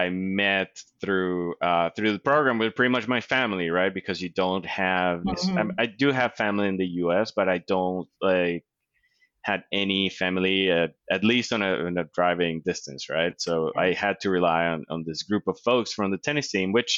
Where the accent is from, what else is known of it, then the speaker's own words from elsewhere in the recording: Colombia; English is a second language; moved away as an adult; also born or lived in North Carolina; now in United States; growing up in Colombia